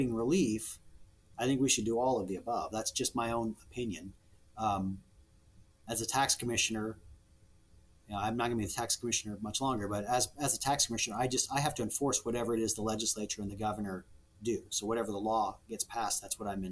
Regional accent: Nebraska, United States; I'm from Nebraska. I love it in Nebraska.

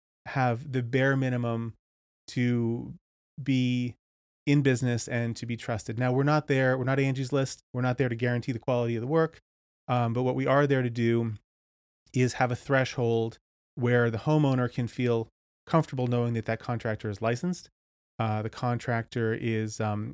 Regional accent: Cape Cod, Massachusetts, United States; So I grew up in the Northeast in Cape Cod, and then went to school in upstate New York.

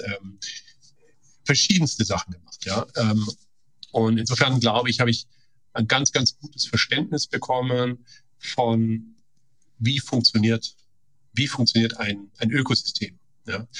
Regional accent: Stuttgart region, Baden-Württemberg, Germany; moved away as an adult; also born or lived in Karlstad, Sweden / San Francisco Bay Area, United States; now in Heilbronn, Germany; ich komme ja aus der Stuttgarter äh, Region

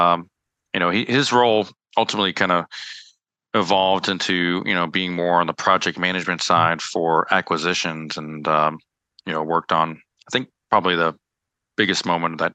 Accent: DC, Maryland, United States; also born or lived in El Paso, Texas / New York; I grew up in the Maryland, DC, Virginia area, and spent all my childhood upbringing

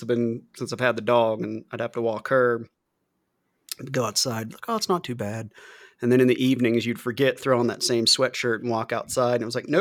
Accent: Ohio, United States; moved away; also born or lived in Florida; growing up in the Midwest in Ohio.

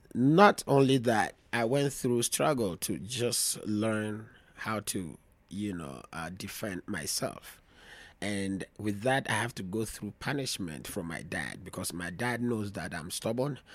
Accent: Volta, Ghana; moved away; also born or lived in Greater Accra, Ghana / Europe / United States; by region, I'm from the Volta region. I grew up in Volta region before coming to the, um, to the city of Greater Accra.

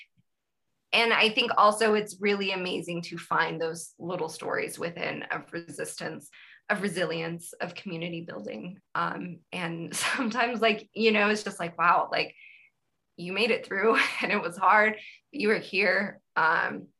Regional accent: Fresno, California, United States; growing up in California in Fresno

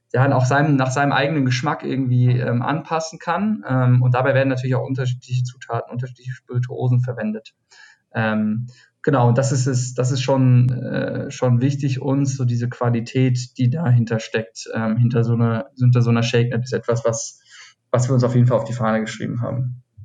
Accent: Schlossborn, Hesse, Germany; moved away as an adult; also born or lived in Argentina / Cologne; now in Berlin, Germany; ich komme aus dem Taunus. Äh, mhm. Schloss Born heißt es, das, das 3000, knapp 3000 Mann äh, Örtchen. Ähm, genau, da bin ich aufgewachsen ähm, bis so zum 19. Lebensjahr

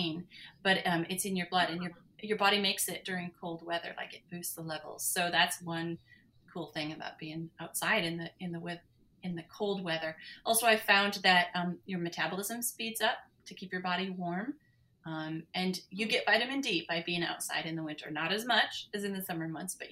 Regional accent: Montana, United States; moved away; I grew up in Montana in the Rocky Mountains

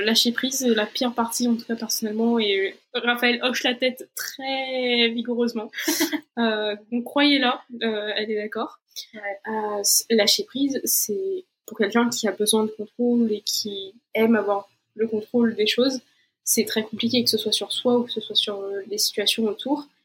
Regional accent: Brazil; moved away; also born or lived in Portugal / France; je suis brésilienne, donc j'ai pas de nationalité euh, européenne

